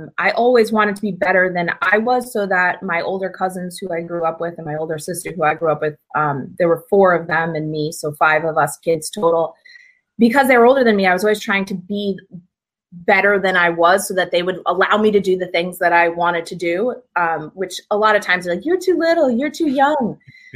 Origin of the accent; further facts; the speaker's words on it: Watertown, Connecticut, United States; I'm from Watertown, Connecticut, which is like near central Connecticut. Grew up there